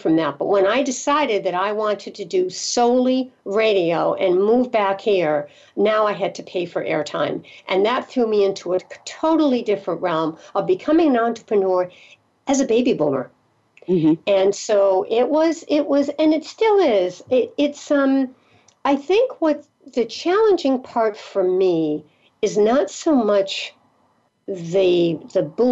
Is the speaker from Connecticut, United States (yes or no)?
yes; Connecticut, United States; moved away; also born or lived in the South / Rhode Island; I'm originally from Connecticut, but Rhode Island, Connecticut, Massachusetts, New England.